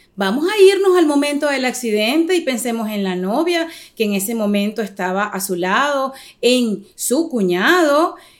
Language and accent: Spanish; Venezuela; now in United States; nosotros como venezolanos